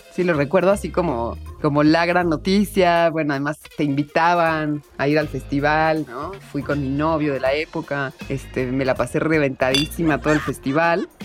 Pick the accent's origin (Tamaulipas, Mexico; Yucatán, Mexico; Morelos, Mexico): Morelos, Mexico; Cuernavaca; cerca de donde crecí, en Cuernavaca, en Morelos